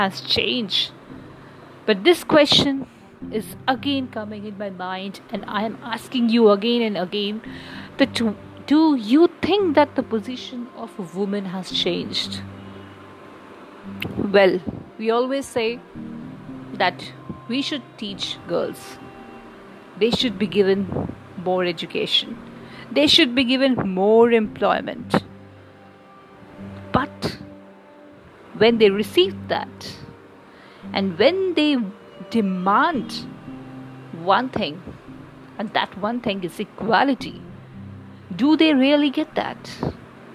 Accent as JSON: {"language": "English", "country": "India", "said": "we, as an Indian"}